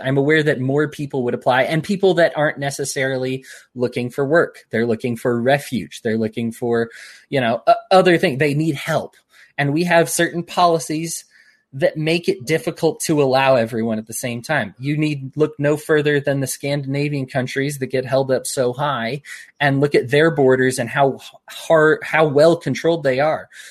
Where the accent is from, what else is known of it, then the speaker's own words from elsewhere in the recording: United States; I'm an American.